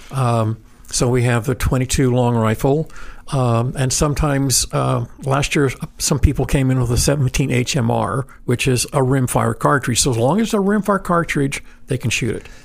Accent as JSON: {"language": "English", "region": "Idaho", "country": "United States", "tie": "born or raised there", "said": "Like growing up in Idaho"}